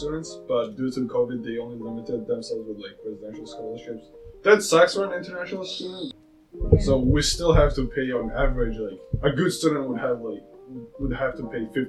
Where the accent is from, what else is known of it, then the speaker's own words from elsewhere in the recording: Georgia; moved away; I'm from Republic of Georgia, not the state.